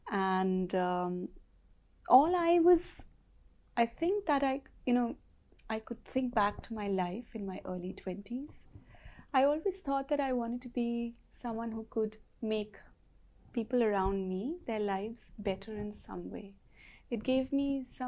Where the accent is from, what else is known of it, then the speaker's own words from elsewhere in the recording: India; also born or lived in New Delhi / England / Himalayas; I'm from India, and for the past 6 years I've been living in rural Himalayas.